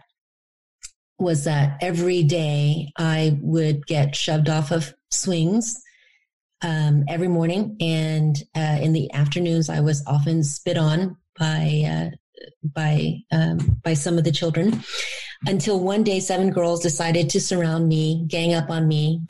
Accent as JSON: {"language": "English", "region": "Louisiana", "country": "United States", "tie": "born or raised there", "also_born_or_lived": "Da Nang, Vietnam", "said": "My experience growing up in the Deep South in Louisiana as a result of being a refugee and then an immigrant"}